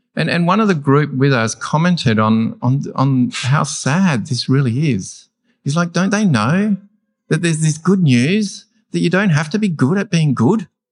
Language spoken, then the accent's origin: English; Australia; I'm an Australian.